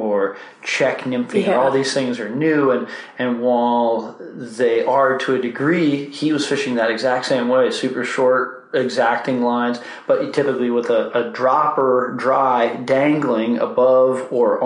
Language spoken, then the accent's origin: English; Oakland, California, United States; moved away as an adult; also born or lived in Seattle / Ashland, Oregon; I was born and raised in Oakland, California